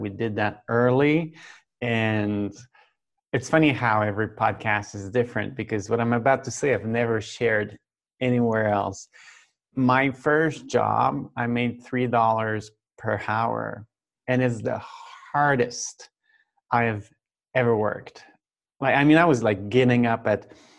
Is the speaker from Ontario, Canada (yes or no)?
no; Saint-Patrice-de-Beaurivage, Quebec, Canada; now in Quebec City, Canada; Right now I'm from Saint-Patrice de Beau-Rivage. That's a very small town, village, about an hour away from here. So that's where I grew up.